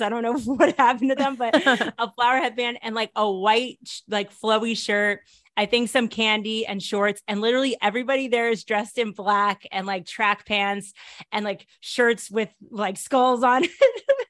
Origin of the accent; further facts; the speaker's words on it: Connecticut, United States; moved away as an adult; also born or lived in New York / Washington, D.C.; now in Netherlands; I'm originally from Connecticut. Uh, I was born in New York and then my family moved to Connecticut when I was little